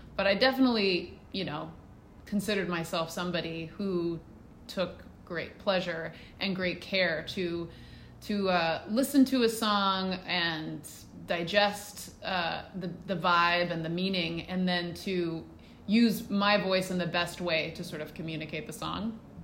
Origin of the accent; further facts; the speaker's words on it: Hendersonville, Tennessee, United States; also born or lived in Australia; I grew up, uh, outside of Nashville in Hendersonville, Tennessee. Um, we moved there when I was little from Australia